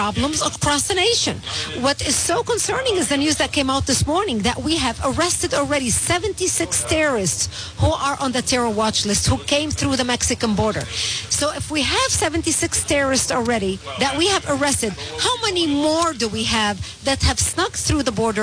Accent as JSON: {"language": "English", "country": "Lebanon", "tie": "born or raised there", "also_born_or_lived": "Israel", "first_language": "Arabic", "second_language": "English", "moved": "yes", "lives_now": "United States", "said": "I was born and raised in Lebanon, so my mother tongue is Arabic."}